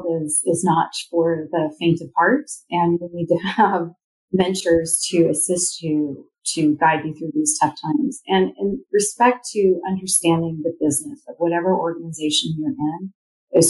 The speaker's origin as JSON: {"language": "English", "town": "Redmond", "region": "Washington", "country": "United States", "tie": "born or raised there", "said": "I grew up in Redmond, Washington"}